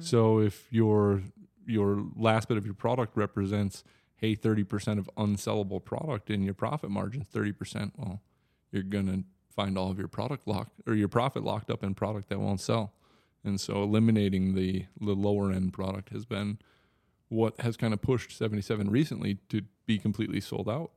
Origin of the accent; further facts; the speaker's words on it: Wisconsin, United States; accent: Wisconsin; now in Oklahoma, United States; I'm originally from Wisconsin.